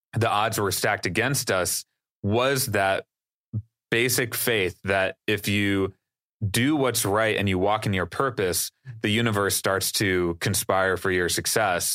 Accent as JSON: {"language": "English", "region": "Wisconsin", "country": "United States", "tie": "born or raised there", "said": "not only is that my home state"}